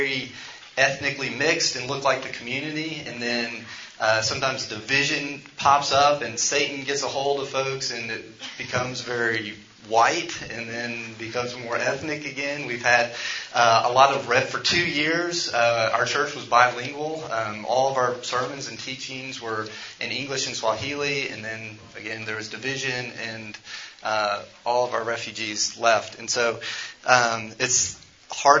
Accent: Memphis, Tennessee, United States; I'm from Memphis

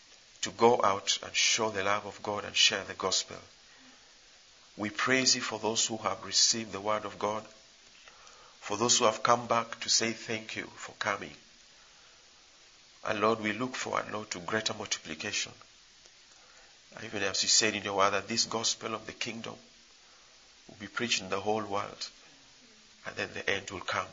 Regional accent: Kenya; moved away as an adult; now in Ghana; I'm not a Ghanaian, I'm a Kenyan working in Ghana

